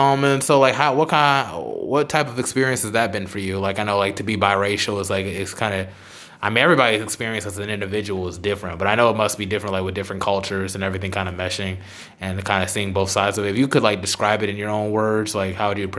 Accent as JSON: {"language": "English", "town": "Charlotte", "region": "North Carolina", "country": "United States", "moved": "as an adult", "lives_now": "Durham, United States", "said": "Oh, I'm from Charlotte originally. I've been staying in Durham for a while because, you know, school."}